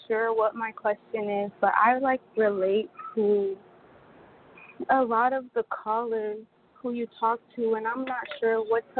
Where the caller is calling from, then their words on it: Atlanta, Georgia, United States; I'm calling from Atlanta.